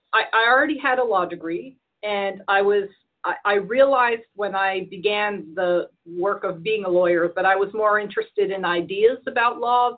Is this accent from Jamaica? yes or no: no; Edinburgh, Scotland, United Kingdom; born there; moved away; also born or lived in Victoria, Texas, United States; I was born in Edinburgh, Scotland.